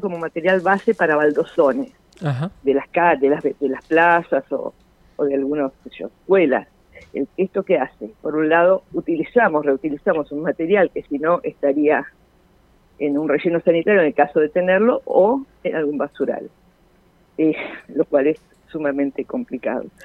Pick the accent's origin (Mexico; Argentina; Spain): Argentina; como argentinos